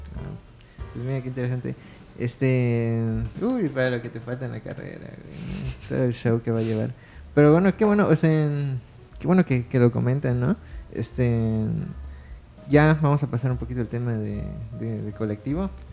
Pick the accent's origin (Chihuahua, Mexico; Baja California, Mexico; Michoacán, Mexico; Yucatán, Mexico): Yucatán, Mexico; Mérida; also born or lived in Muna; nací aquí